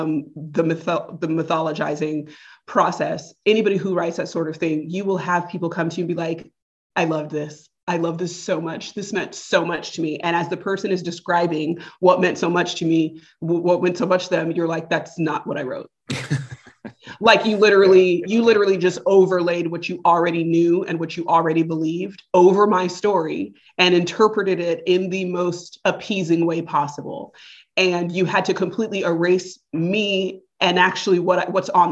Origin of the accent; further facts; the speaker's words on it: United States; I'm American?